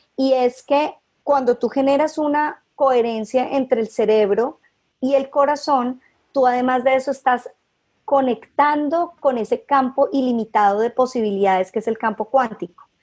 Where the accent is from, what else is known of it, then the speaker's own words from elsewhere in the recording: Cali, Valle del Cauca, Colombia; also born or lived in Bogotá; soy caleña